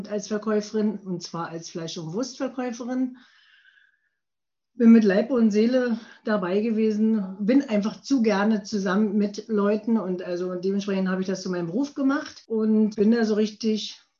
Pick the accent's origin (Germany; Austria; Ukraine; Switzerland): Germany; Prenzlau, Brandenburg; also born or lived in Pasewalk; Ich bin 1966 nicht in Prenzlau geboren, sondern in Pasewalk bin aber in der schönen Uckermark in Prenzlau aufgewachsen.